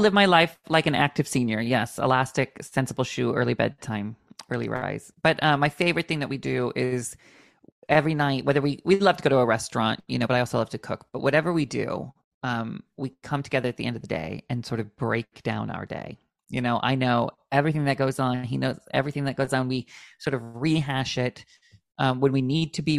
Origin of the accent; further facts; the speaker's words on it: Washington, United States; also born or lived in Palm Springs / Los Angeles; now in Long Island, United States; where I grew up in Washington State